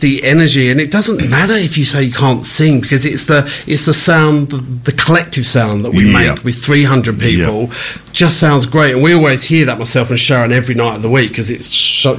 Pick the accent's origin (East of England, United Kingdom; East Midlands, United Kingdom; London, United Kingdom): London, United Kingdom; accent: London; moved away as an adult; also born or lived in Mallorca, Spain; now in Australia; I started actually as a graphic designer back in London. You can probably tell from my accent.